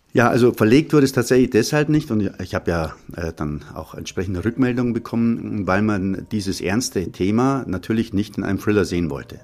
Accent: Munich, Bavaria, Germany; Ich bin also äh, am Hasenbergel aufgewachsen in München

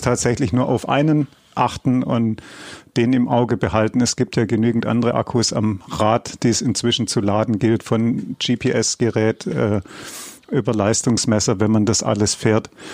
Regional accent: Swabia, Baden-Württemberg, Germany; ich als Schwabe

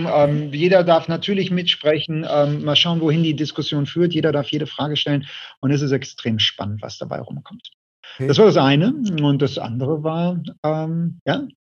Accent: Essen, North Rhine-Westphalia, Germany; now in Düsseldorf, Germany; Ähm, ich bin in Essen geboren

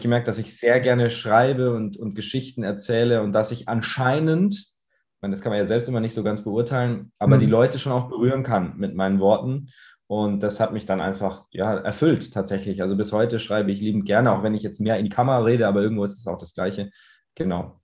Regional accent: Munich, Bavaria, Germany; ich komme aus München. Äh, meine Eltern kommen aus Irland, daher der englisch äh, klingende Name. Äh, wir sprechen zu Hause auch Englisch, also ich bin zweisprachig aufgewachsen

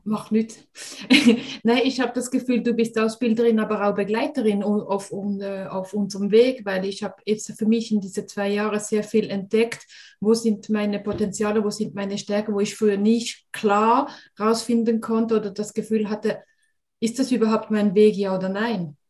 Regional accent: Switzerland; wie man es hört, bin ich aus der Schweiz

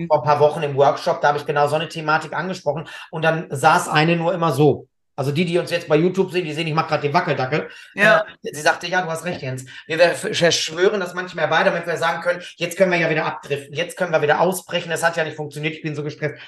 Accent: Gelsenkirchen, North Rhine-Westphalia, Germany; bei uns in Gelsenkirchen

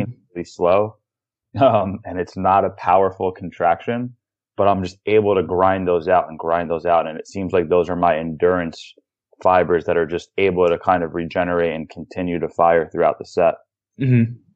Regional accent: New York, United States; I'm a New Yorker. I'm from New York

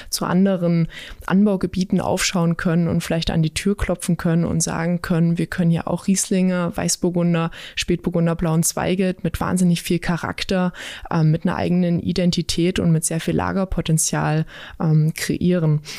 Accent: Saxony-Anhalt, Germany; Mein Lieblingsort bei uns in der Region an Saale und Unstrut ist tatsächlich da, wo ich aufgewachsen bin. Es ist im Unstruttal.

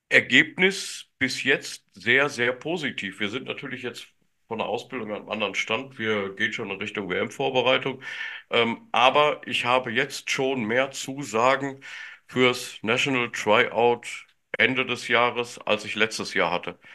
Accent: Germany; first language German; als Deutscher und Deutschsprachiger

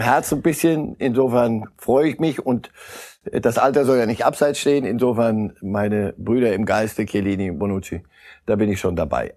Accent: Switzerland; als Schweizer

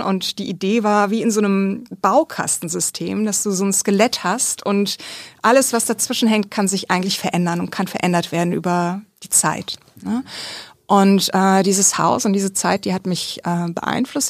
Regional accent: a village near Bad Kreuznach, Bingen, Mainz, Rhineland-Palatinate, Germany; also born or lived in Kaiserslautern; ich bin in einem Dorf aufgewachsen, in der Nähe von Bad Kreuz nach Bingen-Mainz, also Rheinland-Pfalz.

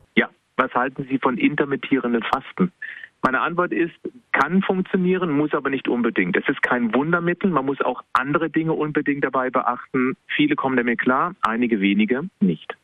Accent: Baden-Württemberg, Germany; lebe noch im Badener Ländle, also ganz klar Badener

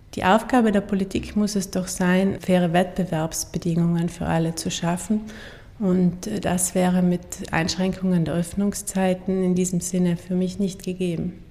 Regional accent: Wiesen, Trentino-Alto Adige, Italy; also born or lived in Innsbruck / Munich; ich bin ja selber in Wiesen geboren, also neben Sterzing

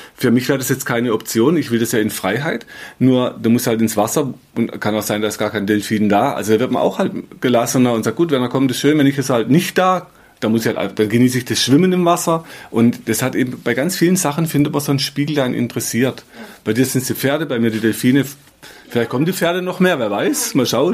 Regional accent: Black Forest, Baden-Württemberg, Germany; kleine Purzelbaum, sagt man bei uns im Schwarzwald

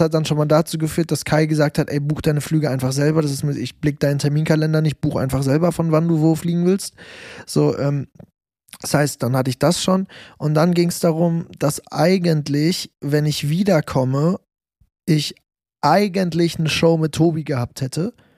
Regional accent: Germany; das war bei in Deutschland, bei mir in meinem Hometown.

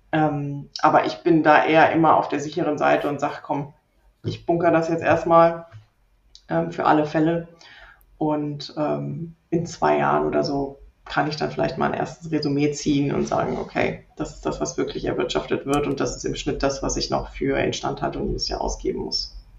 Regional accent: Rhineland, Germany; moved away as an adult; now in Leipzig, Germany; ich komme allerdings ursprünglich aus dem Rheinland, bin dort aufgewachsen

